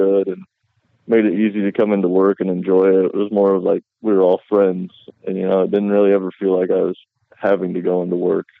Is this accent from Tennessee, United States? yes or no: no; Maryville, Missouri, United States; growing up in Maryville, obviously with Northwest and Maryville High School here